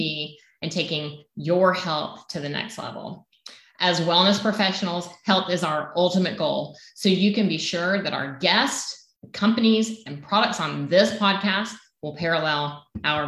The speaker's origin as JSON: {"language": "English", "region": "Southern United States", "country": "United States", "accent": "Southern", "said": "my Southern accent"}